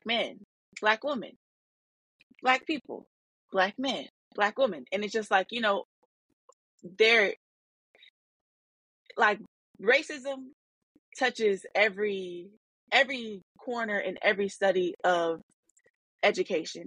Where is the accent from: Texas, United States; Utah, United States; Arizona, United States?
Arizona, United States; moved away as an adult; now in Detroit, United States; growing up in Arizona and being in a black city now in Detroit, Michigan